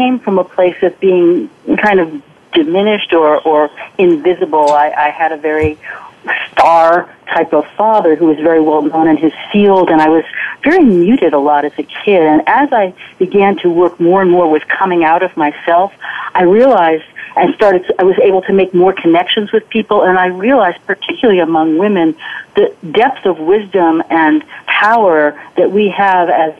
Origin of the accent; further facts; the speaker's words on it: New York City, New York, United States; I grew up in New York City